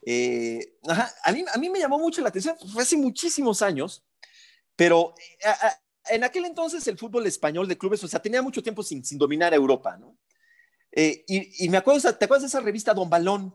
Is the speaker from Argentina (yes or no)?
no; Mexico; si nos representa o no como mexicanos